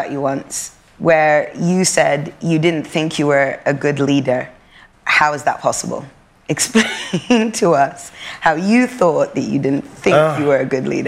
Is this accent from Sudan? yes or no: yes; Sudan; also born or lived in Europe; We are, we've been born and raised in Europe. We're both African, and we, we're both glazed with Arabia. Me being from Sudan